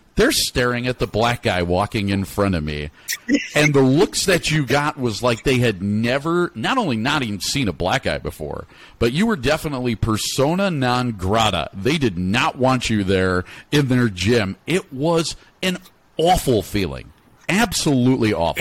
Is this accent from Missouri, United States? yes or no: no; Chicago, Illinois, United States; I actually was born and raised in Chicago